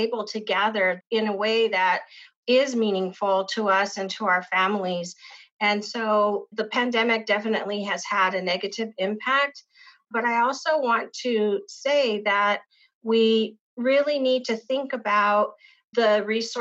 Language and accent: English; Pueblo of Isleta, New Mexico, United States; I grew up in the Pueblo of Isleta